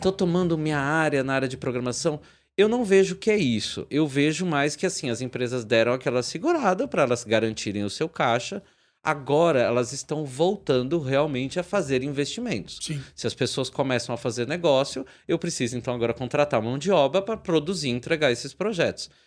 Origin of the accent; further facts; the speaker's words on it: São Bernardo do Campo, São Paulo, Brazil; eu sou de São Bernardo aqui na, no Grande ABC